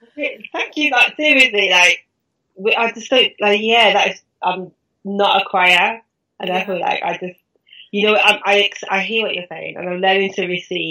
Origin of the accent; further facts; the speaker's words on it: Birmingham, West Midlands, United Kingdom; now in London, United Kingdom; I'm from Birmingham originally, but now, obviously, I reside in London. 32 this year.